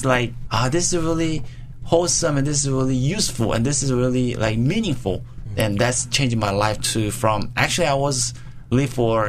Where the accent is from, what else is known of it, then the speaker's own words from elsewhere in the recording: South Korea; I was growing in Korea.